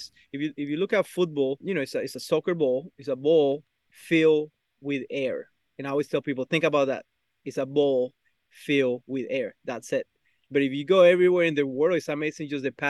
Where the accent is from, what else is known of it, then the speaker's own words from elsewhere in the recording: Bogotá, Colombia; now in United States; I'm from Bogota, Colombia, South America.